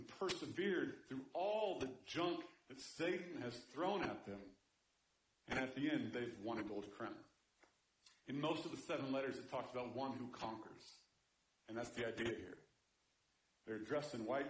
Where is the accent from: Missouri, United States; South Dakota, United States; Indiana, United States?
Missouri, United States; Kansas City; I grew up in Kansas City